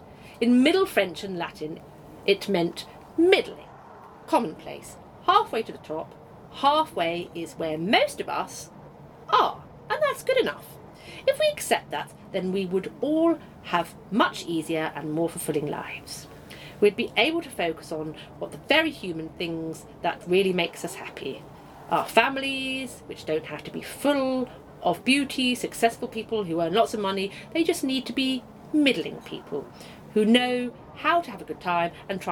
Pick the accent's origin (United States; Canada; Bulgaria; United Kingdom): United Kingdom; Slough, South East England; No, I'm from Slough.